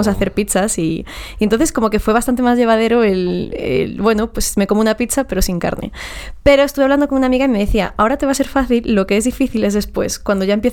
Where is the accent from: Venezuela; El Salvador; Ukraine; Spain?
Spain; Galicia; yo siempre he dicho que soy una falsa gallega